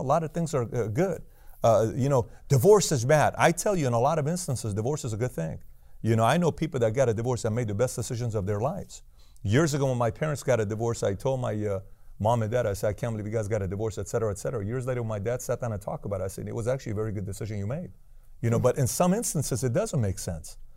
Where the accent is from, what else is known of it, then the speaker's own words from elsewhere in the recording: Iran; moved away; I'm from Iran